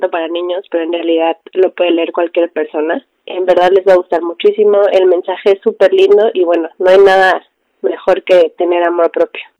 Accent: Oaxaca, Mexico; Sufría muchísimo de bullying por mi color de piel. Yo soy originaria de Oaxaca

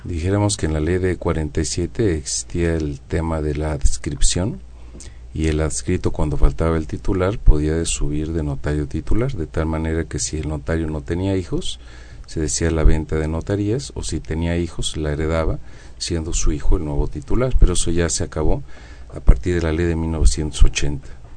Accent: Mexico

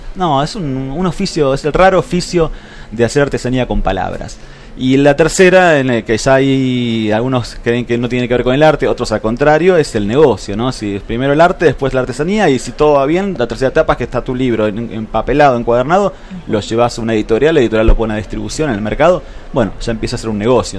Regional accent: Buenos Aires, Argentina; moved away; yo nací en Buenos Aires, pero me siento patagónico

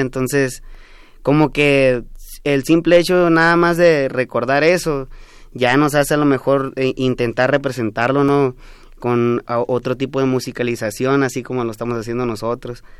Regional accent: Mayo region, Sonora, Mexico; first language Yoreme Mayo; Spanish is a second language; acá estamos eh, saliendo apenas de la región del Mayo, hablamos una lengua que se llama Lloreme Mayo

